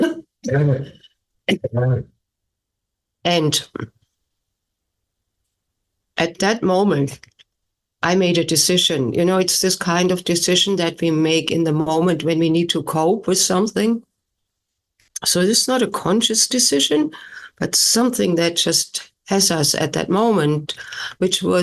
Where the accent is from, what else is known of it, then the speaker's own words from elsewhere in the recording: Germany; English is a second language; moved away as an adult; now in United States; I was born and raised in Germany and then came to the United States in my late 20s for postgraduate work in music